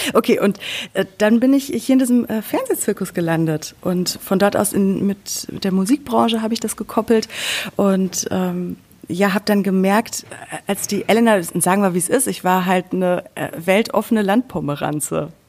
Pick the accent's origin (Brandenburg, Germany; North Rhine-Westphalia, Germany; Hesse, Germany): North Rhine-Westphalia, Germany; Sauerland; moved away as an adult; also born or lived in Cologne; now in Berlin, Germany; ich bin im Sauerland groß geworden